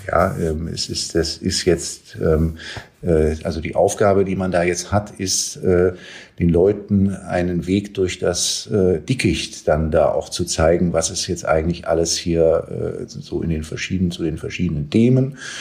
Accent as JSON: {"language": "German", "region": "Berlin", "country": "Germany", "said": "als Berliner"}